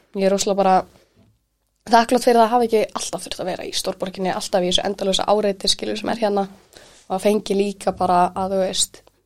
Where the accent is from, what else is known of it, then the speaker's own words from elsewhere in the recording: Kópavogur, Capital Region, Iceland; ég elst upp í Kóboi